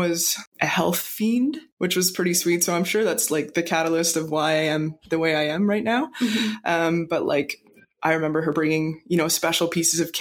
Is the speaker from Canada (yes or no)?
yes; Canada; also born or lived in Cole Harbour, Nova Scotia / Moncton, New Brunswick; I grew up in Cole Harbour and Moncton